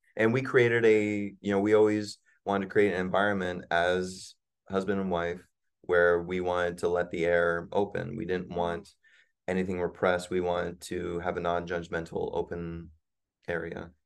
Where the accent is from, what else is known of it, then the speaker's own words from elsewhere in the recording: Virginia, United States; moved away; I grew up in Virginia